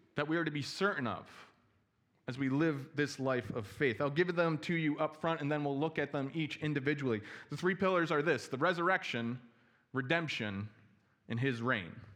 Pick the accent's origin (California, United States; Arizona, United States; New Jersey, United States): New Jersey, United States; also born or lived in Chicago; now in Milwaukee, United States; I'm originally from New Jersey